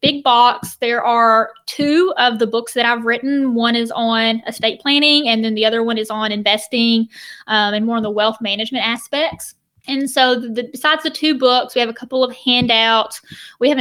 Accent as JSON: {"language": "English", "region": "the South", "country": "United States", "tie": "born or raised there", "also_born_or_lived": "Florida", "said": "growing up in the South"}